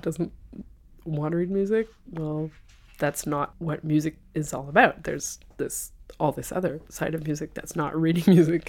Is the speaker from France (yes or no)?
yes; France; moved away as an adult; also born or lived in London, United Kingdom / Switzerland / Italy; now in Boston, United States; I came to France with my family when I was six